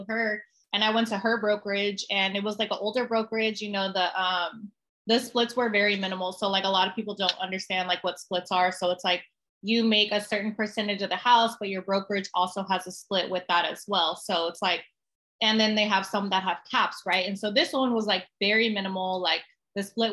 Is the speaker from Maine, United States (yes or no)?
no; San Antonio, Texas, United States; also born or lived in California; I'm born and raised in San Antonio